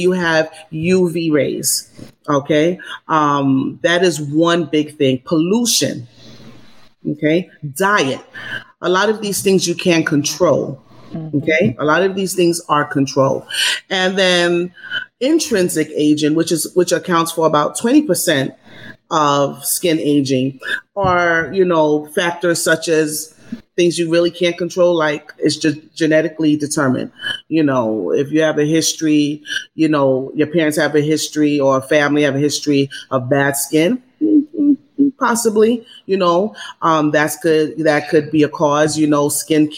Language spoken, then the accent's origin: English; New York, United States; now in Los Angeles, United States; I'm a New Yorker originally